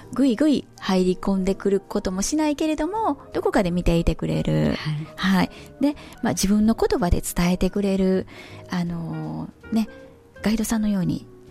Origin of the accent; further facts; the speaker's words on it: Kyoto, Japan; 京都生まれ、 京都育ちで、えー、本当に地元の中学校